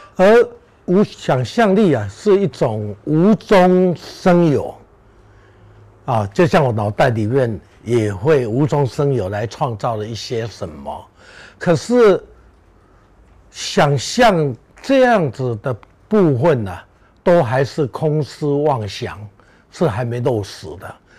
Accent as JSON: {"language": "Chinese", "town": "Beigang", "region": "Yunlin County", "country": "Taiwan", "tie": "born or raised there", "moved": "yes", "said": "我能活在北港这个家乡"}